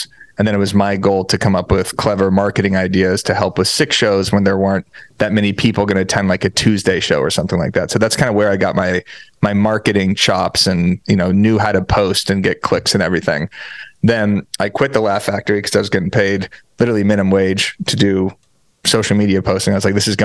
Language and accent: English; Tucson, Arizona, United States; moved away as an adult; now in Los Angeles, United States; I'm from Tucson, Arizona.